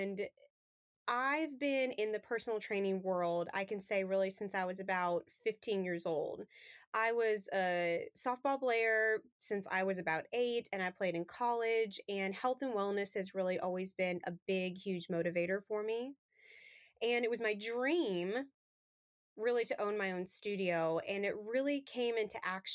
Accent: Colorado, United States; now in Thomasville, United States; Originally, I'm from Colorado.

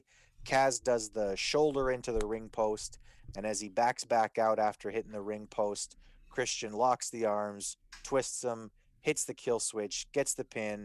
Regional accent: Canada; being a Canadian

